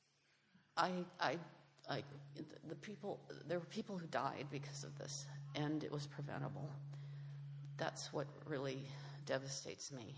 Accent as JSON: {"language": "English", "region": "Iowa", "country": "United States", "moved": "yes", "lives_now": "Texas, United States", "said": "I'm from Iowa, so the cold, we did lose power, but I knew how to deal with it."}